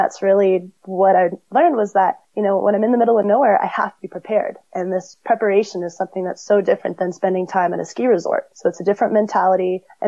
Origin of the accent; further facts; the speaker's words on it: California, United States; In California, yep. So I grew up near Big Bear.